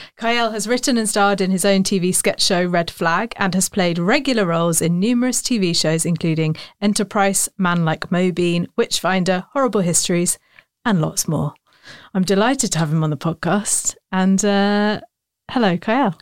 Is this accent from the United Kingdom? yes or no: yes; London, United Kingdom; also born or lived in Oxford; grew up in northwest London